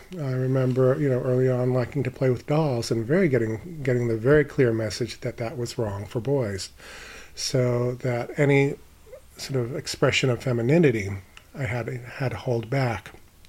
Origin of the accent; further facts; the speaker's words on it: Maine, United States; also born or lived in Florida / France; I lived mostly in Maine, but my father was in the service, so I was born in Florida, my sister in New Jersey, my brother in upstate New York. But my earliest memories are from Maine.